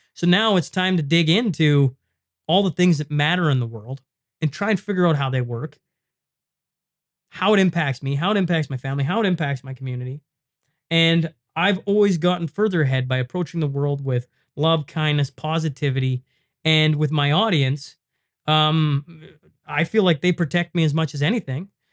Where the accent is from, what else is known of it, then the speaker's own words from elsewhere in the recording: Lloydminster, Canada; the casino in Lloyd. And I mean, it's my hometown